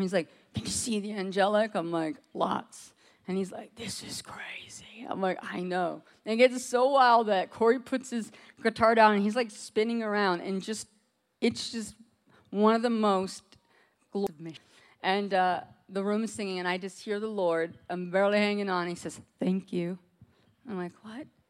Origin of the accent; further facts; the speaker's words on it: Alaska, United States; moved away; We're both from Alaska